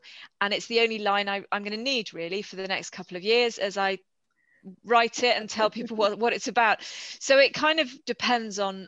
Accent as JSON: {"language": "English", "country": "United Kingdom", "said": "as a British reader"}